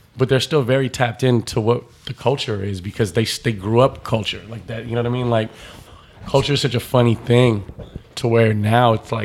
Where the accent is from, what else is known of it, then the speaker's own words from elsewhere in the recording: Southern California, United States; also born or lived in Santa Barbara / Dallas; I grew up all over Southern California.